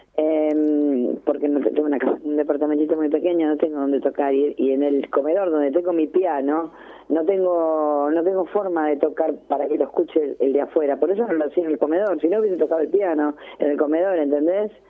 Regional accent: Ramos Mejía, Buenos Aires Province, Argentina; yo soy de Ramos

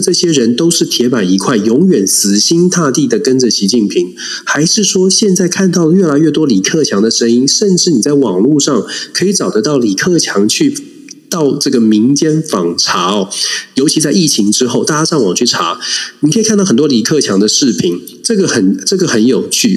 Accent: Taiwan; 我们在台湾长大

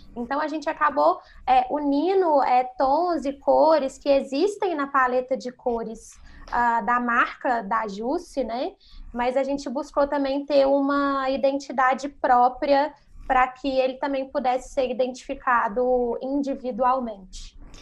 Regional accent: Belo Horizonte, Minas Gerais, Brazil; moved away as an adult; now in São Paulo, Brazil; Eu sou natural de Belo Horizonte

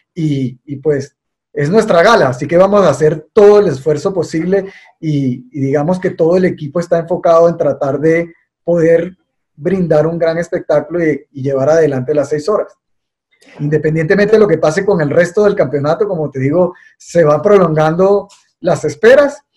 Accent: Venezuela; moved away as an adult; now in Colombia; yo soy venezolano y y me formé en el automovilismo venezolano

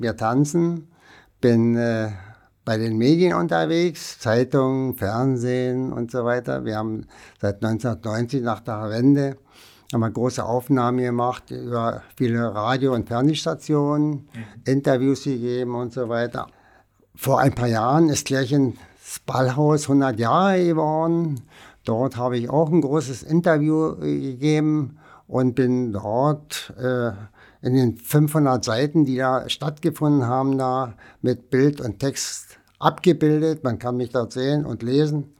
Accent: Berlin, Germany; ich bin ja ein Berliner Kind. Ich bin ja 1940 geboren, also während des Krieges sozusagen. Und äh, da ich im Osten und im Westen groß geworden bin

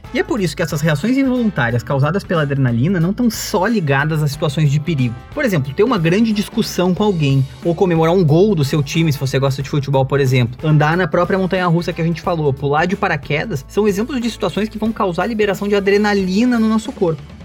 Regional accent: Porto Alegre, Rio Grande do Sul, Brazil; a gente é aqui de Porto Alegre

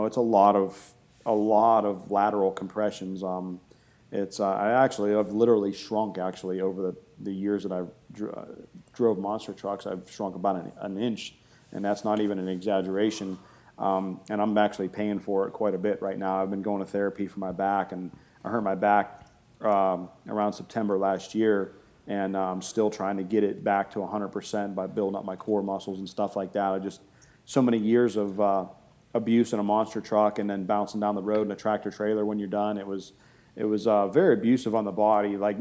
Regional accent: Boardman, Ohio, United States; also born or lived in Canfield, Ohio; I've been here in Ohio my entire life

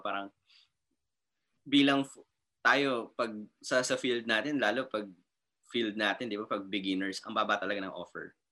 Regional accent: Quezon City, Metro Manila, Philippines; taga QC kasi ako

